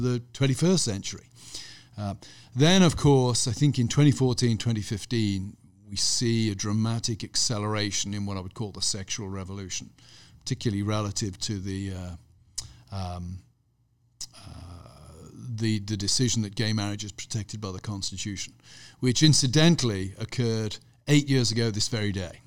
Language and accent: English; Gloucestershire, South West England, United Kingdom; also born or lived in Birmingham; I was born near Birmingham, but when I was pretty young, my parents moved to Gloucestershire, over in the west country of England. So I had a very rural upbringing